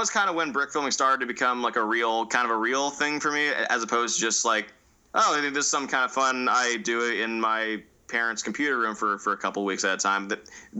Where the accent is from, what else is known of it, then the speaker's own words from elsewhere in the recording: Northern California, United States; I say I'm from NorCal